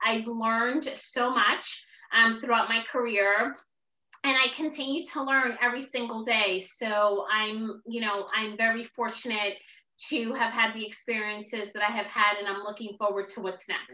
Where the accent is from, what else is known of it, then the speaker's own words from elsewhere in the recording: Newark, New Jersey, United States; I'm originally from Newark, New Jersey. So I'm an inner city kid.